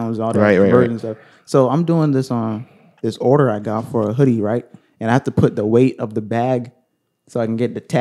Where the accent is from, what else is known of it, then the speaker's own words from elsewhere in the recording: United States; I'm an American